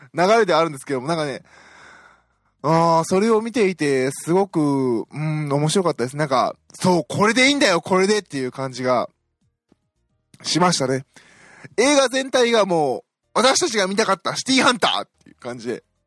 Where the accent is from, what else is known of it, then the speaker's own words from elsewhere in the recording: Osaka, Japan; moved away as an adult; now in Tokyo, Japan; 私大阪出身なので